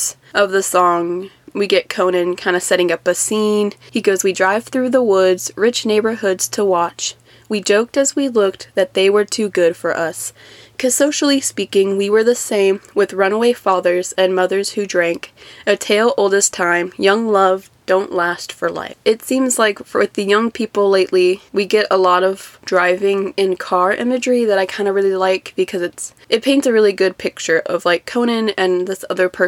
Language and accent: English; Austin, Texas, United States; my hometown is a big city, so there's a lot of famous people that are from here